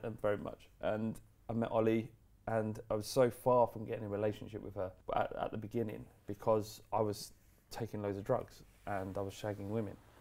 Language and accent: English; London, United Kingdom; we grew up in in Holloway, which is bandit country